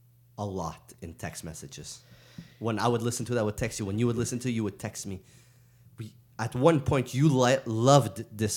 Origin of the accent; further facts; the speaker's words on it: the South, United States; I'm going to talk about what I want to talk about, even though I'm from the South.